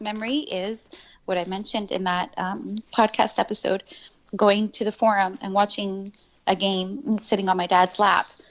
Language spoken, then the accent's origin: English; Montreal, Quebec, Canada; moved away; I grew up in Montreal, right? I think that I'm the only one of us that has lived in Montreal